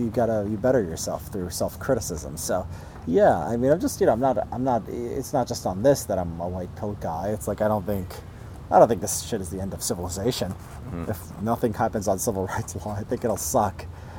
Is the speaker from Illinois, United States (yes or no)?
yes; Illinois, United States; Right outside Chicago.